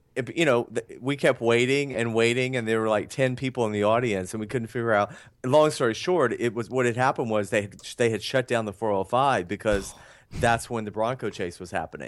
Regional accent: Atlanta, Georgia, United States; I'm from, um, Atlanta

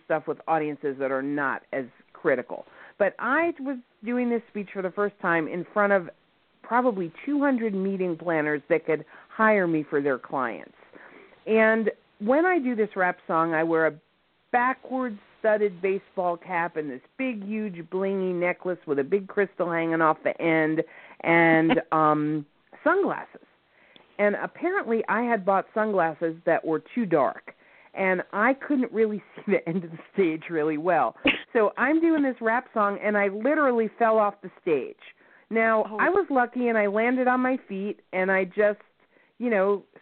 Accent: New York, United States; accent: New York; my New York accent

